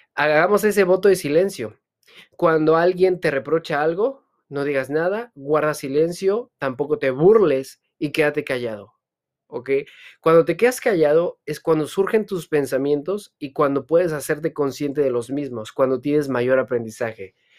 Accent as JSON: {"language": "Spanish", "region": "Hidalgo", "country": "Mexico", "said": "yo vengo de una comunidad en el estado de Hidalgo donde hablan otomí"}